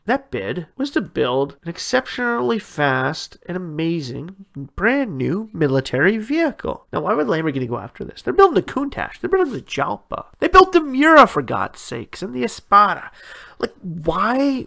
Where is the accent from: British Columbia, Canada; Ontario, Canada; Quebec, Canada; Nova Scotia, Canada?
Ontario, Canada; born or raised there